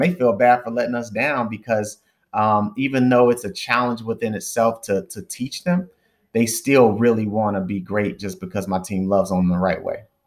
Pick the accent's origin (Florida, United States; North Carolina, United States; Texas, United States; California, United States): Texas, United States; Dallas; moved away as an adult; also born or lived in Northeast United States; I'm originally from Dallas, Texas